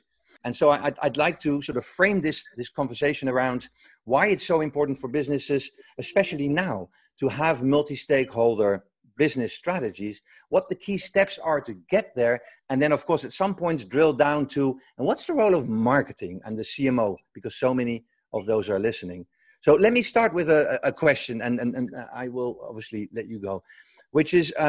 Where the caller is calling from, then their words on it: Woodstock, New York, United States; Well, I'm calling in from Woodstock, New York.